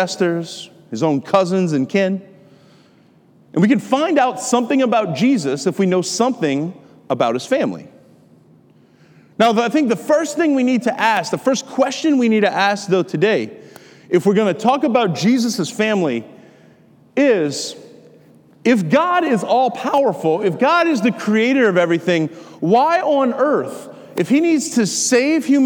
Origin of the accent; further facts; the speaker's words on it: Lafourche Parish, Louisiana, United States; I'm kind of like am from the whole central part of the Bayou. In Lafourche Parish.